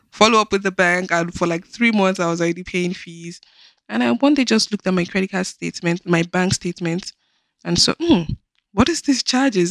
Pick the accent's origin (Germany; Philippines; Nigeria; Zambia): Nigeria; moved away as an adult; now in Canada; Nigeria, which is my home country